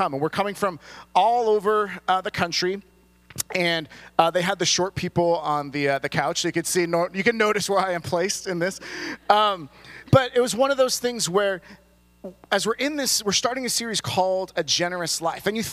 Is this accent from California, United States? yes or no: yes; California, United States; someone who was born and raised in California